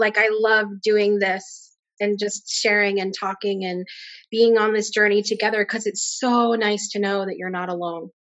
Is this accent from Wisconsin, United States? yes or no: no; Connecticut, United States; moved away as an adult; now in Alabama, United States; I grew up in Connecticut. Um, and I currently live down in Alabama